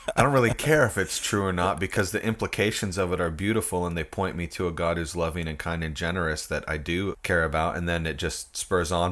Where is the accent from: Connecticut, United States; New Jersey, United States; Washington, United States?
Washington, United States; Port Angeles; I was born and raised in Port Angeles, Washington